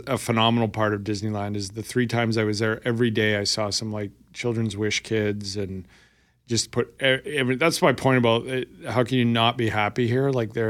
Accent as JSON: {"language": "English", "town": "Winnipeg", "region": "Manitoba", "country": "Canada", "said": "yeah, I'm from Winnipeg."}